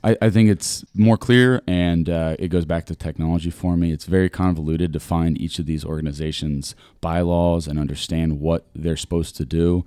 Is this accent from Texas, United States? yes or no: no; Granville, Ohio, United States; moved away as an adult; now in Columbus, United States; I'm from Granville.